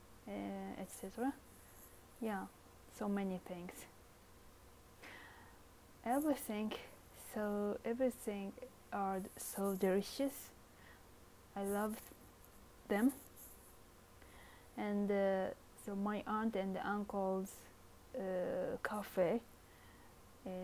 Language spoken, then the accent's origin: English; northern Kyoto, Japan; English is a second language; moved away; my hometown is Kyoto, and so northern part of Kyoto